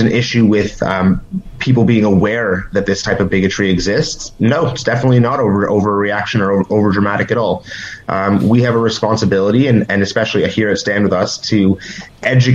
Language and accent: English; Toronto, Ontario, Canada; I grew up in the Jewish day school system here in Toronto